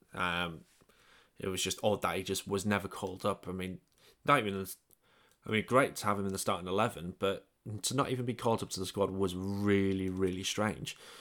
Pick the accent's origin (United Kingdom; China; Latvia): United Kingdom; England; moved away; I'm English